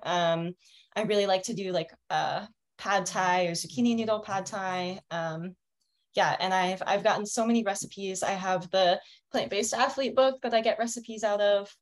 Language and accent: English; Fulton County, Pennsylvania, United States; also born or lived in Denver, Colorado; now in Colorado, United States; I'm actually from Pennsylvania, from Fulton County.